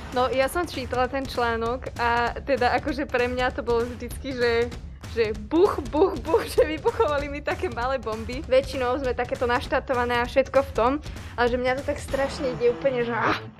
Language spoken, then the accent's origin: Slovak; Trnava, Trnava Region, Slovakia; sme s Kristinkou obidve Trnavčanky